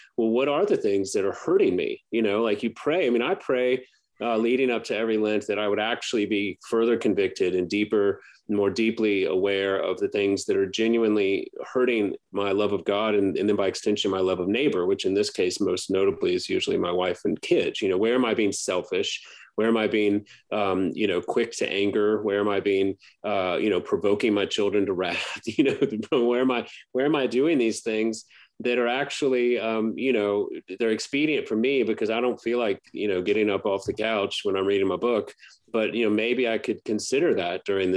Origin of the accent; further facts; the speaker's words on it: Baton Rouge, Louisiana, United States; I grew up in Baton Rouge, which is, 60 miles from New Orleans